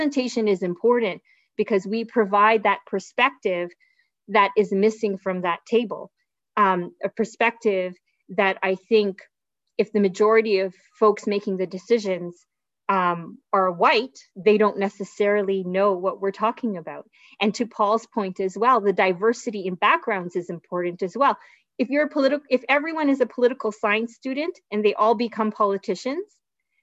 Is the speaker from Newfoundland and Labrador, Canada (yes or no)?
no; Brampton, Ontario, Canada; growing up here in the city